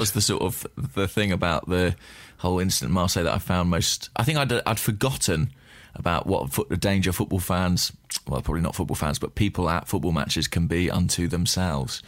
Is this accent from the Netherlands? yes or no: no; England, United Kingdom; as an Englishman